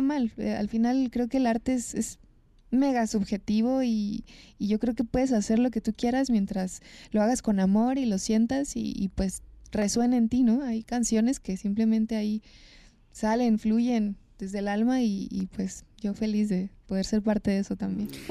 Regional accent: Fresnillo, Zacatecas, Mexico; De Zacatecas, orgullosamente ah, fresnillense, nací en Fresnillo, en el estado de Zacatecas

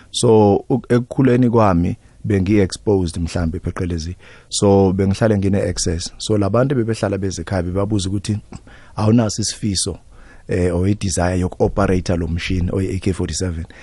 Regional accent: Katlehong, Gauteng, South Africa; eh umfana nje omncane msana okhulele lokushini eh a typical township boy ngikhulele endaweni yase East Rand bayibiza iKatlehong but manje sekuyi ekuruleni formally

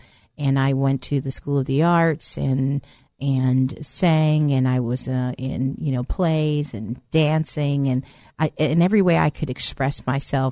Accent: Bay Area, California, United States; also born or lived in East Coast; I actually originally was born in the East Coast, but grew up in the Bay Area

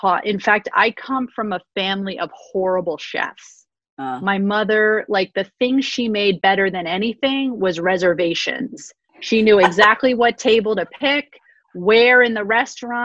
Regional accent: New York City, New York, United States; I grew up on the Upper East Side of Manhattan

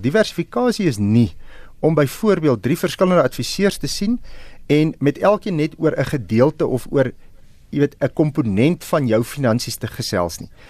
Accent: South Africa

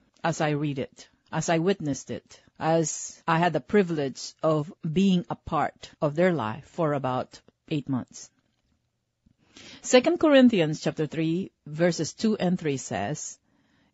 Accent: Philippines; moved away; I was born in the Philippines

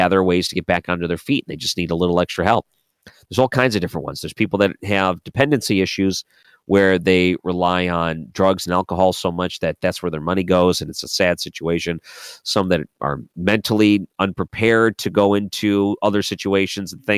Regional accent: Michigan, United States; moved away; I grew up in Michigan.

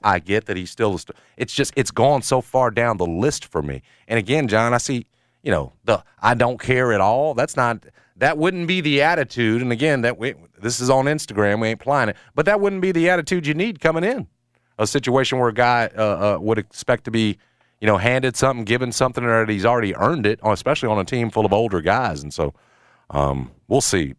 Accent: Memphis, Tennessee, United States; when I was growing up in Midtown, uh, going to that Union Avenue Tops

